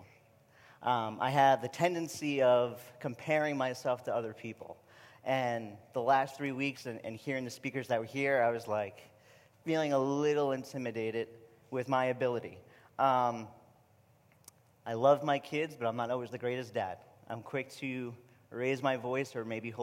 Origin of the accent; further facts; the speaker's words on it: New York, United States; accent: New York; moved away as an adult; my New York accent